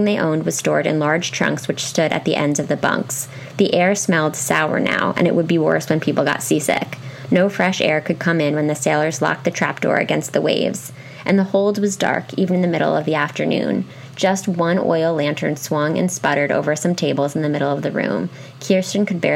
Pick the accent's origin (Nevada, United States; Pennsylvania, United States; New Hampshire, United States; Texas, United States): Pennsylvania, United States; I was raised in Pennsylvania, so really, like, we went hard on Ben Franklin